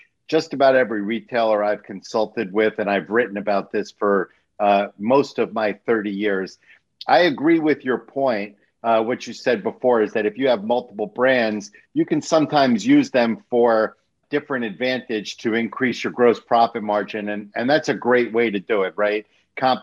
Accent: New York City, New York, United States; I'm from the Bronx

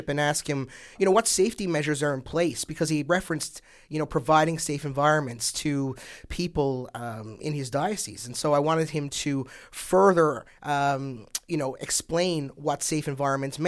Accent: Newfoundland and Labrador, Canada; I'm a Newfoundlander and Labradorian

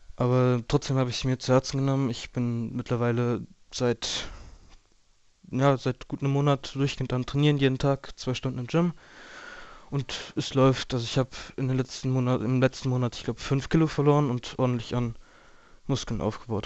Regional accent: Geisenheim, Hesse, Germany; ich komme aus Geisenheim am Rhein

